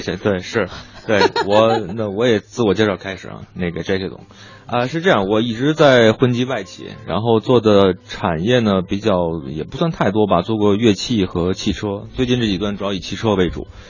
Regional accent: Beijing, China; 我是local的北京人

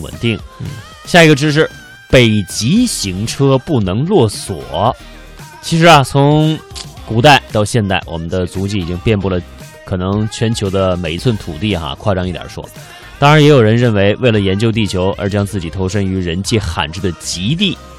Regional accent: China; 我们中国人

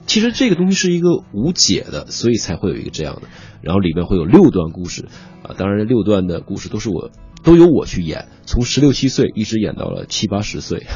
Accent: China; moved away; also born or lived in United Kingdom; 其实我们中国人在脑子里都可以心算出来

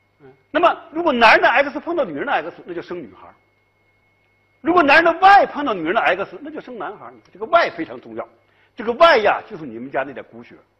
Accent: China; 所以我们中国人，你看，就从这样一些角度来建立不朽

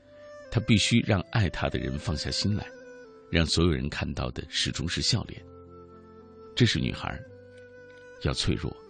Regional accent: Anyang, Henan, China; 想起前几天看的新闻，发生在我家乡安阳的故事。

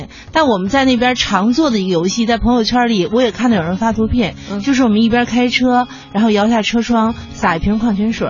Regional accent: Hulunbuir, Inner Mongolia, China; moved away; 然后我的家乡实在是太美了。

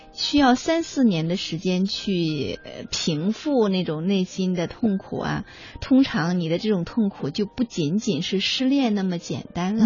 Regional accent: China; 我们中国人

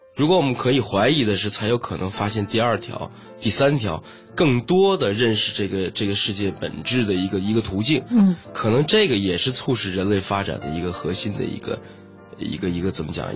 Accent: Tianjin, China; 我是中学的时候在天津长大嘛，在那个塘沽

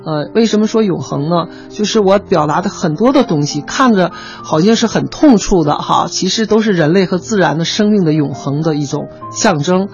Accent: China; 应该我是中国人

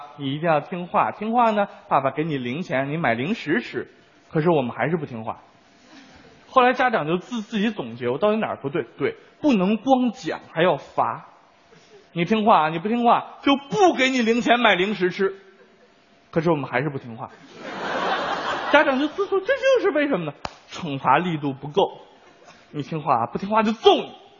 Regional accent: China; 其实我们中国人，尤其是儒家思想，自古以来对教育孩子就有了定论。

